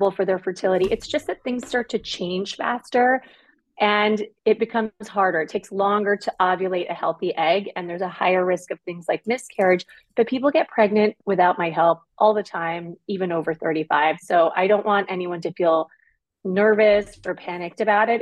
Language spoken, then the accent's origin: English; Toronto, Ontario, Canada; I grew up in the suburbs of Toronto, Ontario, Canada